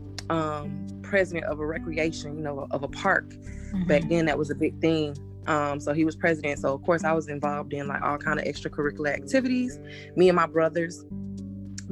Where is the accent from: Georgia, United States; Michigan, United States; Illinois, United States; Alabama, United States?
Georgia, United States; Atlanta; I'm a Georgia peach. I'm born and raised in Atlanta, Georgia